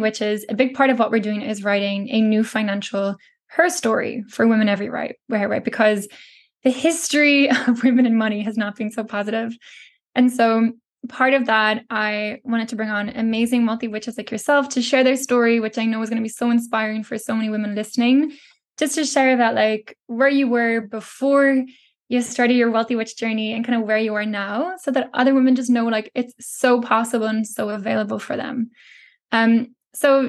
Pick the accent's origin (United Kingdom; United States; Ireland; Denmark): Ireland; growing up in Ireland.